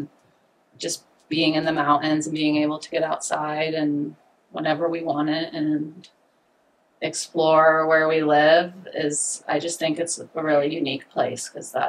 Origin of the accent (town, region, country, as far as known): Jackson, Wyoming, United States; born or raised there